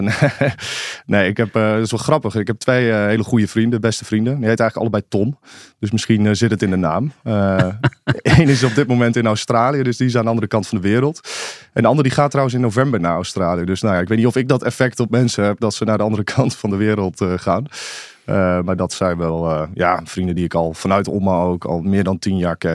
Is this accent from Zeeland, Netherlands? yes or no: no; Ommen, Overijssel, Netherlands; also born or lived in Zwolle; in Zwolle, in het ziekenhuis, maar opgegroeid in Ommen. Ehm, ja, een klein stadje aan de Vecht in Overijssel. Het is, ja, het is officieel een stad. We zeggen altijd een, beetje een dorp met stadsrechten eigenlijk.